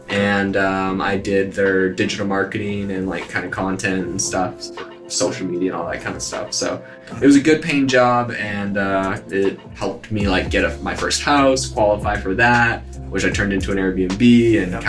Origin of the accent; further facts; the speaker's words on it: Canada; moved away as an adult; also born or lived in Hawaii; now in Arizona, United States; I'm originally from Canada